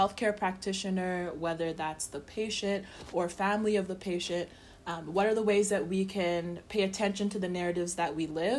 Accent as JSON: {"language": "English", "country": "Canada", "tie": "born or raised there", "also_born_or_lived": "South Africa / Nigeria", "said": "I am a Nigerian, Canadian, South African born."}